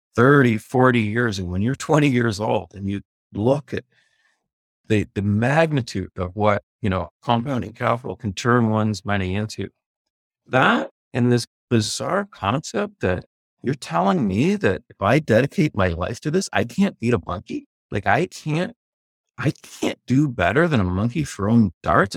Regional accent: Prince Edward Island, Canada; I grew up in Prince Edward Island

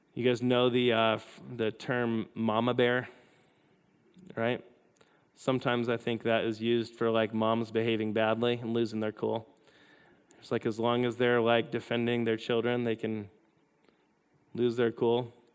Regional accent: United States; I am all for being an American

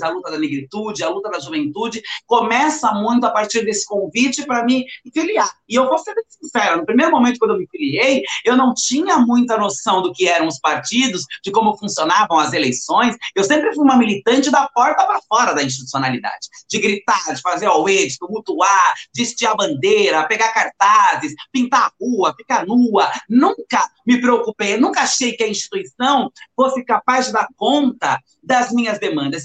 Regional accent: São Paulo area, Brazil; also born or lived in Itu; do local onde eu cresci

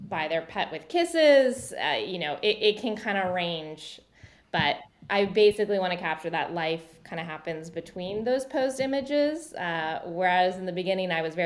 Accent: Charlottesville, Virginia, United States; I'm from Charlottesville, Virginia, and there's an Orvis there

